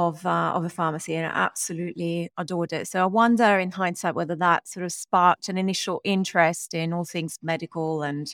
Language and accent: English; Rome, Lazio, Italy; born there; English is a second language; moved away; So I was born in Rome, Italy, a long time ago, although I moved away, lived in many different countries.